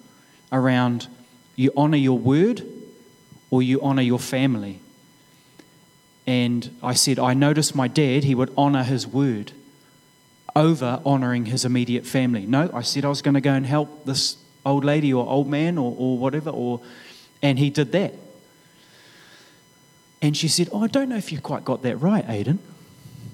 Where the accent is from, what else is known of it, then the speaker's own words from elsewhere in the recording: Gisborne, New Zealand; moved away; growing up in Gisborne